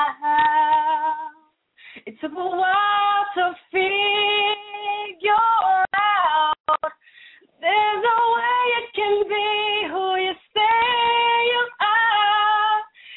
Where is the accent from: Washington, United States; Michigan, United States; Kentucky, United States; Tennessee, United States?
Tennessee, United States; Memphis; I'm from Memphis, Tennessee. I'm a country girl